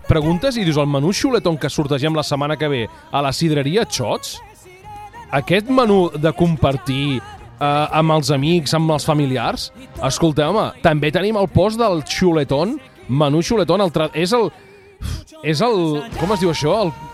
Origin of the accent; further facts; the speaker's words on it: Vilamalla, Catalonia, Spain; la del meu poble